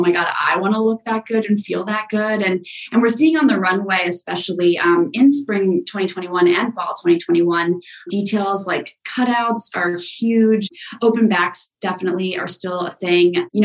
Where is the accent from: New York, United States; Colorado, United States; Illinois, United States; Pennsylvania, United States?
New York, United States; I'm a New Yorker